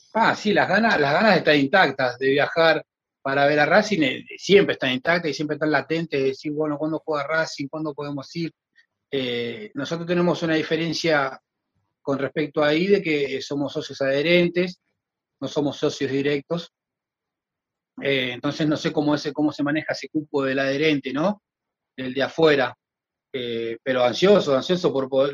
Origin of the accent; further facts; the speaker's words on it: Argentina; moved away as an adult; now in Montevideo, Uruguay; yo estoy de 2014 acá, yo soy argentino, hijo uruguayo, estoy de 2014 acá